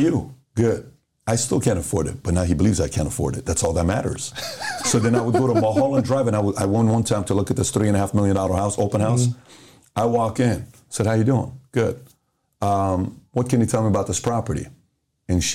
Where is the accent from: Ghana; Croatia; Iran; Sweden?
Iran; moved away; also born or lived in Los Angeles, United States; I grew up in Iran